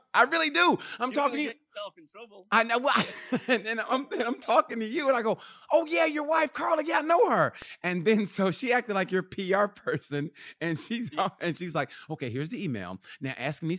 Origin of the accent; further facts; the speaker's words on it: United States; growing up how I did, United States wise, regional.